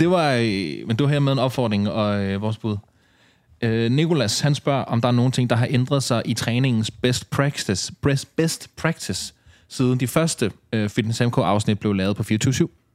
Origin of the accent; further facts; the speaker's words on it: Ballerup, Capital Region of Denmark, Denmark; jeg er jo opvokset noget af min barndom i Ballerup